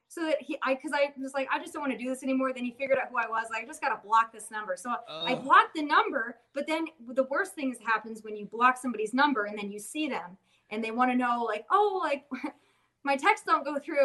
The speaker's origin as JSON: {"language": "English", "region": "South Dakota", "country": "United States", "said": "I'm from South Dakota where Mount Rushmore is."}